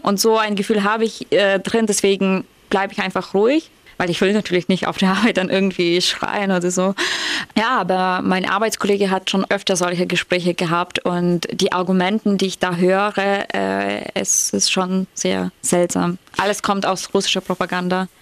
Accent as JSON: {"language": "German", "country": "Ukraine", "moved": "yes", "said": "als Ukrainerin"}